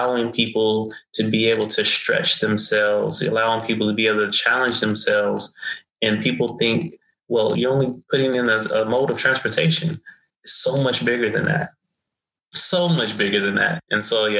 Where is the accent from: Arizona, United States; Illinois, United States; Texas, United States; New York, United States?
Arizona, United States; Phoenix; I come from South Phoenix. I still live in South Phoenix